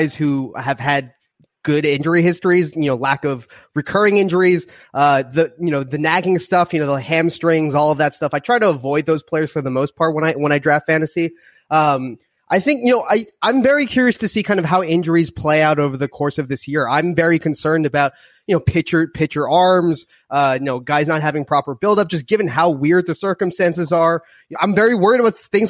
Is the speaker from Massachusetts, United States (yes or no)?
yes; Boston, Massachusetts, United States; now in New York, United States; I'm obviously a Bostonian who lives in New York now